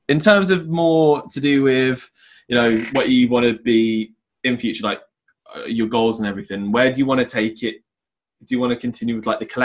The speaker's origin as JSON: {"language": "English", "region": "England", "country": "United Kingdom"}